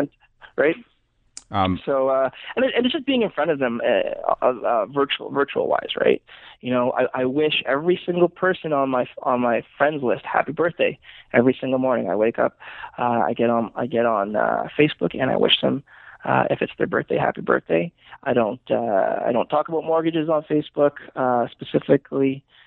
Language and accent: English; Calgary, Alberta, Canada; i am fortunate to be born and raised in Calgary